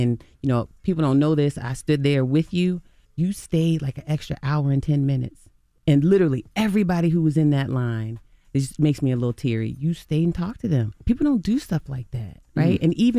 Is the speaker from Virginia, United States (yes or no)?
yes; Virginia Beach, Virginia, United States; It was my childhood. I grew up in Virginia Beach, Virginia. I'm from the same area as … and …, …, and ….